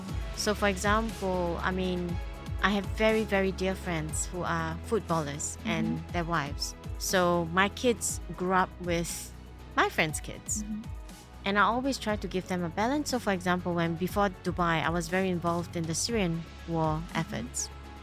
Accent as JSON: {"language": "English", "country": "Singapore", "tie": "born or raised there", "moved": "as an adult", "lives_now": "United Arab Emirates", "said": "Born and bred in Singapore."}